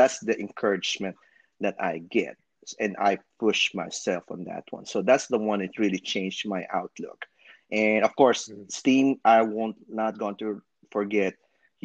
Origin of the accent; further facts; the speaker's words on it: Philippines; moved away; I'm from the Philippines and I'm a physical therapist